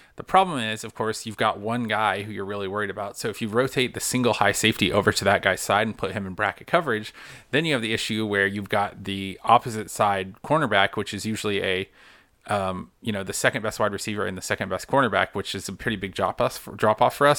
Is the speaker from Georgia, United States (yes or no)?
yes; Carrollton, Georgia, United States; I grew up in Carrollton, which is just solidly Auburn country. Carrollton is the last, Carroll County is the last county before you hit to Alabama